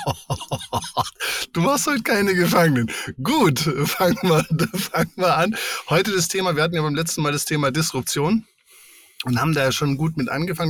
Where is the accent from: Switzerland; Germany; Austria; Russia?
Germany; Allgäu; wo ich aufgewachsen bin